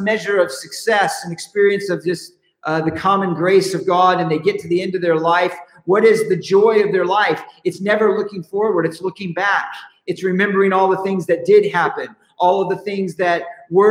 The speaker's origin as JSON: {"language": "English", "region": "Southern California", "country": "United States", "said": "We're from California, Southern California"}